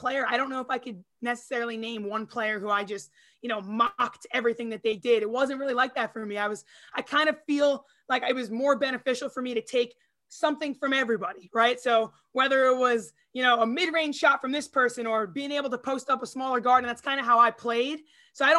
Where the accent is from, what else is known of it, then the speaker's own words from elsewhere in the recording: Long Island, New York, United States; I was from Long Island.